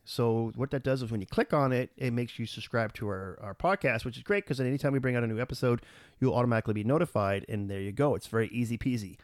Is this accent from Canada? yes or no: yes; Canada; we're a Canadian